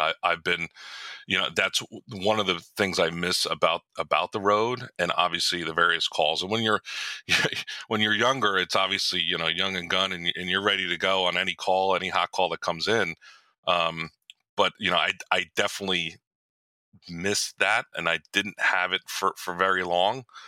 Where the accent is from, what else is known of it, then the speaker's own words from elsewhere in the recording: Morristown, New Jersey, United States; I was born and raised in Morristown.